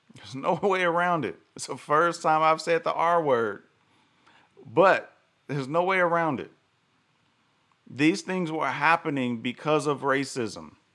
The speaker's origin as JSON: {"language": "English", "region": "the South", "country": "United States", "tie": "born or raised there", "said": "I live in the South. I grew up in the South"}